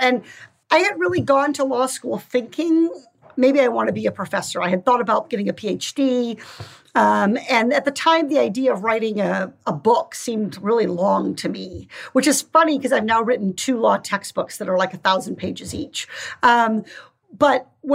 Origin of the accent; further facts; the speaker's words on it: Iowa, United States; growing up in Iowa in the 1980s during Farm Aid and the tractor motorcades and watching the farming community where I grew up really struggle economically